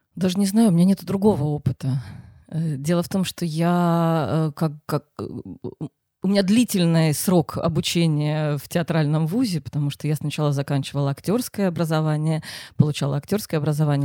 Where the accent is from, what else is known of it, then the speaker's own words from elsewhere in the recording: Simferopol, Crimea, Ukraine; now in Saint Petersburg, Russia; Я не из Питера. Откуда? Из Симферополя.